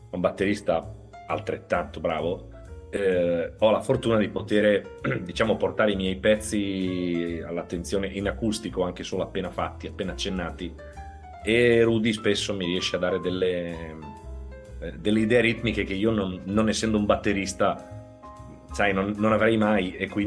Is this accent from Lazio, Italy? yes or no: no; Ferrara, Emilia-Romagna, Italy; now in Veneto, Italy; Sono ferrarese, io sono di Ferrara. Sì, sì, sono originario di Ferrara, sono emiliano.